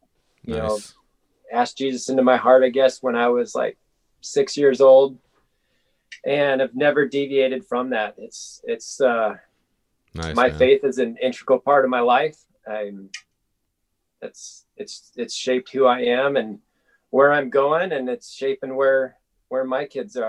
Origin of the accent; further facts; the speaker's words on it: Nebraska, United States; moved away as an adult; now in Anchorage, United States; I moved up here from Nebraska.